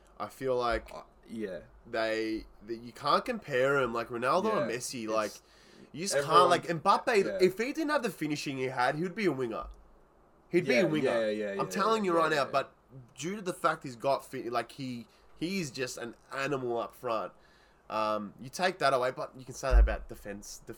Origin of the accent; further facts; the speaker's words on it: Australia; I'm Aussie